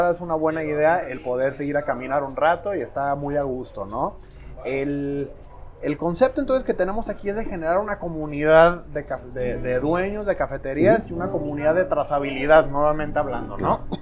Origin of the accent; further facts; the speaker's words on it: Mexico; estamos muy acostumbrados como mexicanos y americanos en general